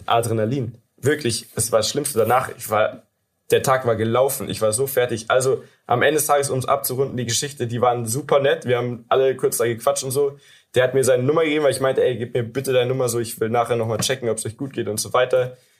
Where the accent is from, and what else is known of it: Germany